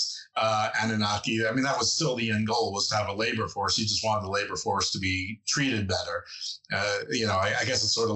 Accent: New York, United States; moved away as an adult; I'm from New York, and the reason I laugh at that is because I haven't lived in New York since I'm 17 years old

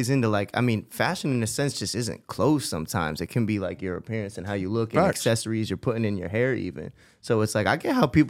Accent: East Coast, United States; now in Los Angeles, United States; we're from the East Coast

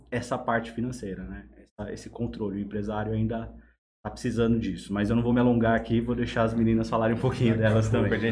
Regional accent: São Paulo, Brazil; então, eu sou de São Paulo, né? Estou é, aqui na região há três anos, é, trabalhando para o Sebrae.

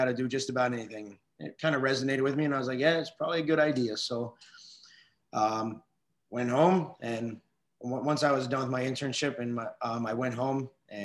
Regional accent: Weirton, West Virginia, United States; moved away; I am originally from Weirton, West Virginia, small town right outside of Pittsburgh.

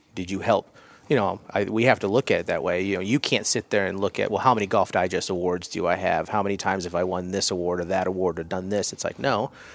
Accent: Iowa, United States; moved away; also born or lived in Colorado; I grew up in Iowa, it's flat.

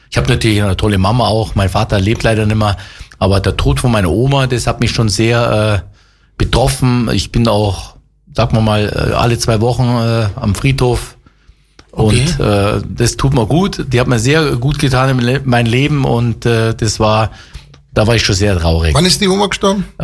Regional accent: Geretsried, Bavaria, Germany; Also ich liebe Geretsried, ist meine Heimat äh, und ich kann nur sagen, hier entsteht was

